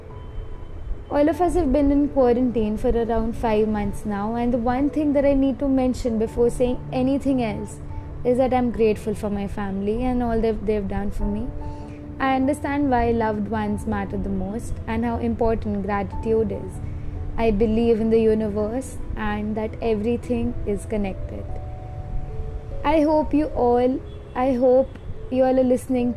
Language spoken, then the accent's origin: English; Jamshedpur, Jharkhand, India; I'm currently staying at my home in Jamshedpur, Jharkhand.